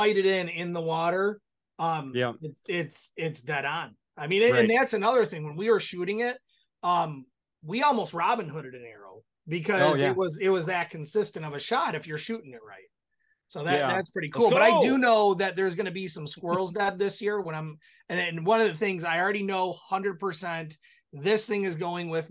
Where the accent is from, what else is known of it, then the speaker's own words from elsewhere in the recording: Michigan, United States; we're from Michigan